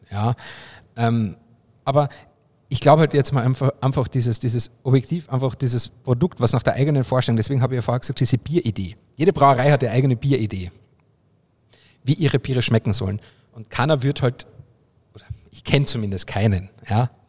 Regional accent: Carinthia, Austria; also ich komme ja aus Kärnten, da gibt es ja jedes Jahr so ein Tuning-Treffen

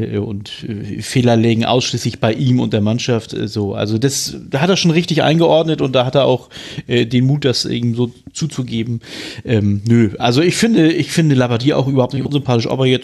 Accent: Hamburg, Germany; Ich sag, ich als Hamburger darf das, ich als HSV.

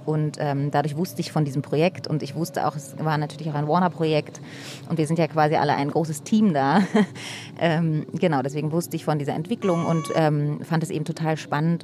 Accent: Berlin, Germany; Ich bin hier groß geworden.

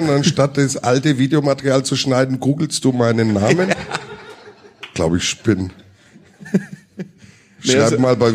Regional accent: Watzeldorf, Bavaria, Germany; Und nichts gegen Schwabach, weil ich komme aus Watzeldorf.

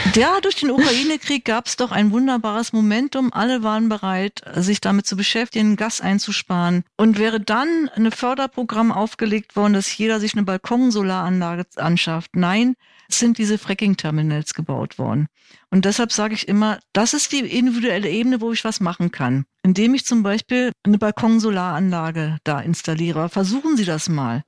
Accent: Berlin, Germany; ich bin Berlinerin

